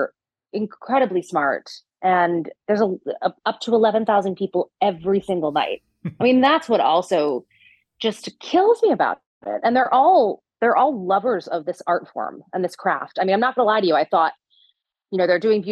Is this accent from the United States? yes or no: yes; New Jersey, United States; I'm from New Jersey. I'm Italian.